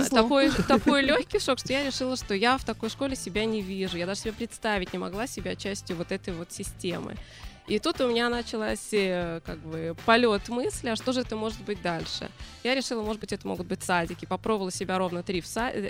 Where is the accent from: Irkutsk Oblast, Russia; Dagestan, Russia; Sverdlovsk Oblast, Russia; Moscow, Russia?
Moscow, Russia; moved away as an adult; now in Israel; Я приехала 18 лет сюда из Москвы и сразу попала в университет, можно сказать, по такой программе.